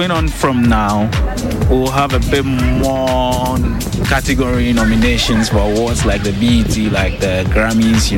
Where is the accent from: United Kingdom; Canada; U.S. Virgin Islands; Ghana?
Ghana; I come from Ghana